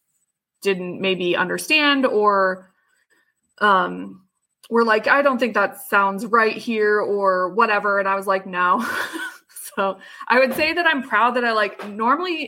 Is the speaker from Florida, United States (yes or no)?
yes; Miami, Florida, United States; I grew up in Miami